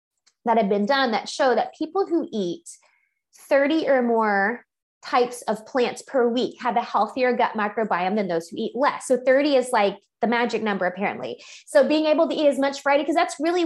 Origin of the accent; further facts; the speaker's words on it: Louisiana, United States; now in Texas, United States; I'm originally from Louisiana